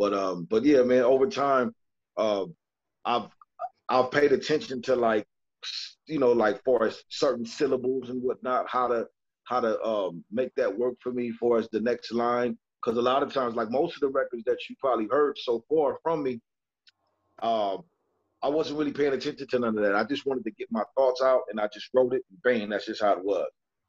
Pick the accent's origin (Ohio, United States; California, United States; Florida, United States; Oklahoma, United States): California, United States; You know, I'm from California, still live here.